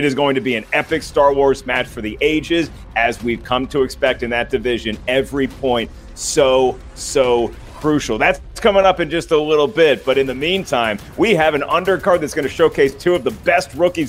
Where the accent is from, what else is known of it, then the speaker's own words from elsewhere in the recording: the South, United States; I'm from the South, so we pronounce that Detroit.